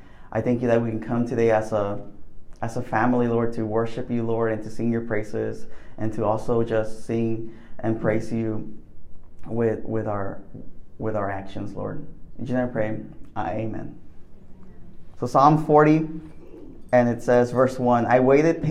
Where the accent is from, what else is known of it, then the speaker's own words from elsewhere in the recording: McAllen, Texas, United States; moved away as an adult; now in Waco, United States; originally from McAllen, Texas